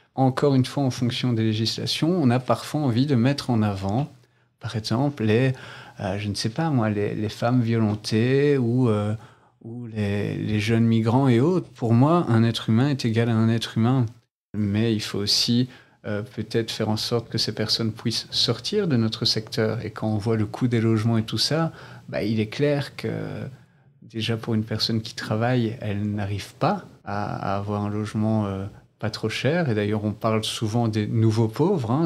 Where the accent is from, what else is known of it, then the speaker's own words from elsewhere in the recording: Mons, Wallonia, Belgium; Je suis originaire de Mons